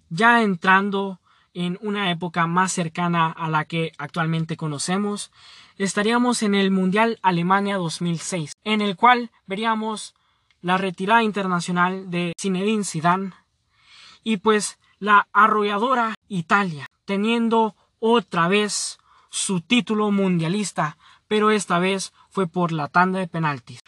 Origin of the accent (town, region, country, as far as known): Honduras